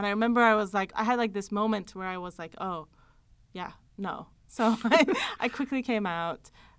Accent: Iran; moved away; I grew up in Iran.

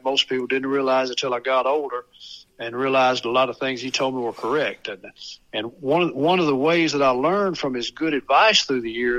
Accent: Mount Pleasant, Tennessee, United States; I was raised in Mount Pleasant is because phosphate brought my dad to Mount Pleasant.

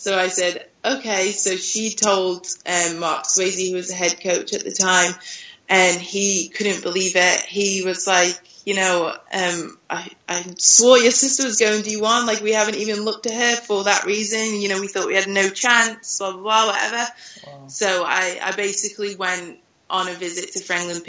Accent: United Kingdom; moved away as an adult; now in France; being British

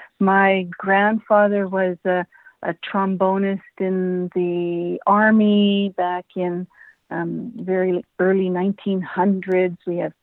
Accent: Edmonton, Alberta, Canada; I am a born, raised Edmonton, Alberta native.

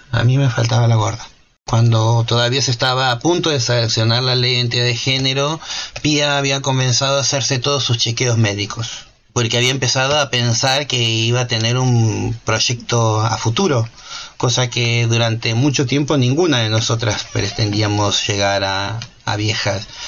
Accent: Argentina; moved away as an adult; also born or lived in United States; me había escapado de Argentina vendiendo mis cosas y comprándome un pasaje en un avión

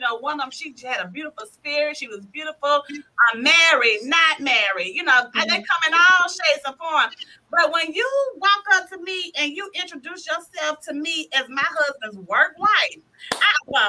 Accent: Decatur, United States; I was from Decatur.

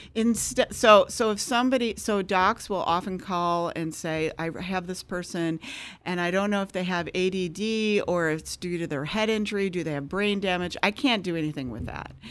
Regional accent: Michigan, United States; moved away as an adult; also born or lived in San Francisco / Chicago; I'm from Michigan

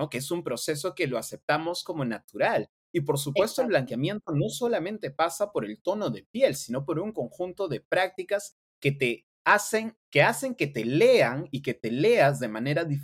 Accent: Sullana, Piura, Peru; accent: Piuran; yo siendo de Sullana mantuviese mi dejo, un mi dejo piurano.

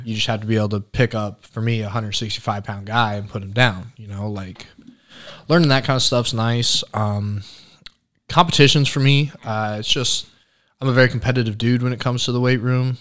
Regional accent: Franklin, Indiana, United States; born south of Indianapolis, Franklin community. Grew up, born and raised there.

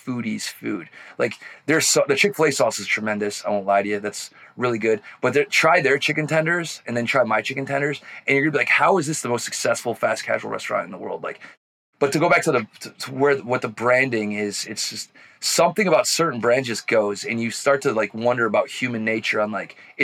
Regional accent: New York City, New York, United States; also born or lived in the South (college); I'm a New Yorker

